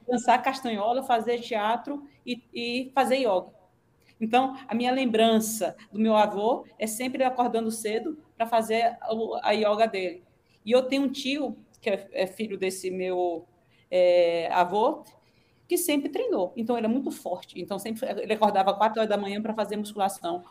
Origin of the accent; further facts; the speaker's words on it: Aracaju, Sergipe, Brazil; moved away as an adult; now in Ribeirão Preto, Brazil; eu sou de Aracaju, então tinha a orla para eu correr